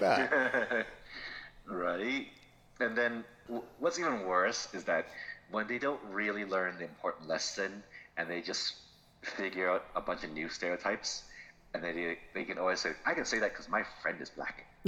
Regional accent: Florida, United States; I'm from Florida.

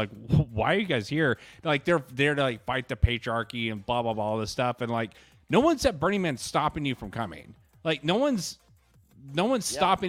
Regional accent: Texas, United States

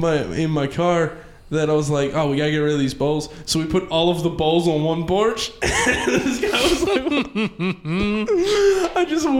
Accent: Baltimore, Maryland, United States; now in New York, United States; I grew up in Baltimore, which is, like, the heroin place.

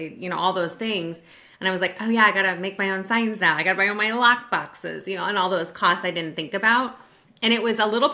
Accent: Sacramento, California, United States; moved away as an adult; now in Virginia, United States; I'm originally from the Sacramento area

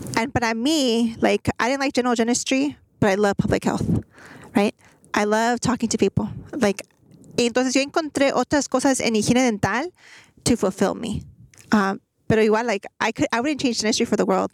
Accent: Greenspoint, Texas, United States; I grew up in Guns Point

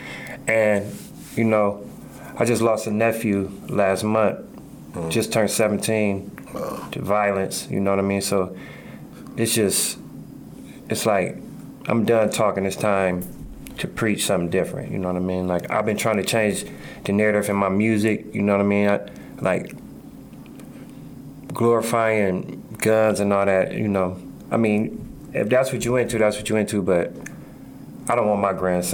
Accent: Akron, Ohio, United States; I'm from the Hill.

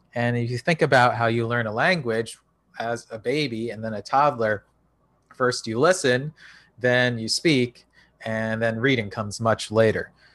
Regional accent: United States; speaking as an American

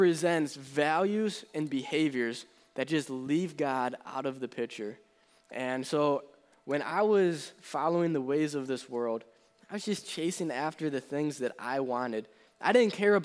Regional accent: between Buffalo and Rochester, New York, United States; moved away; originally, I'm from the New York area in between Buffalo and Rochester, and that's still where my parents live.

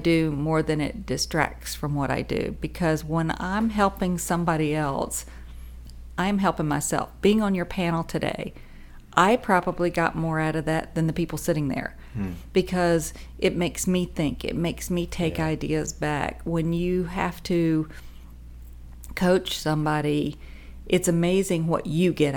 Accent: the South, United States; I was raised in the South

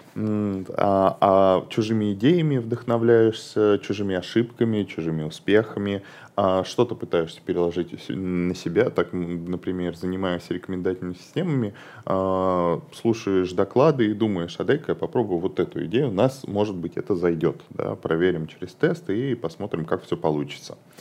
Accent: Ryazan, Ryazan Oblast, Russia; moved away; я вообще, а, из Рязани, и порой, а, и мне туда надо к родителям съездить

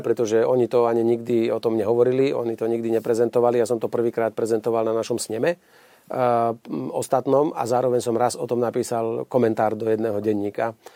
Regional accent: Slovakia; hrdo sa hlásime k tomu, že sme Slováci

